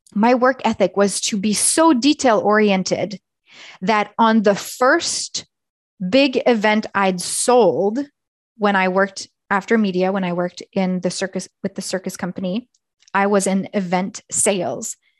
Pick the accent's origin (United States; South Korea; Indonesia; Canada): Canada; Eastern Canada; moved away as an adult; also born or lived in Nepal; now in Alberta, Canada; my home is in Eastern Canada or where I grew up